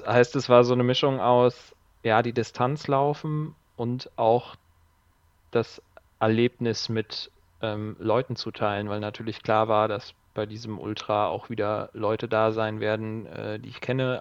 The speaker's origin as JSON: {"language": "German", "town": "Siegen", "region": "North Rhine-Westphalia", "country": "Germany", "tie": "born or raised there", "said": "komme gebürtig aus Siegen"}